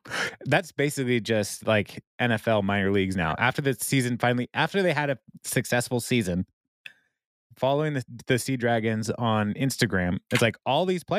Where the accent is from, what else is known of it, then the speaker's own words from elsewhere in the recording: Lynnwood, Washington, United States; I'm from the Linwood area.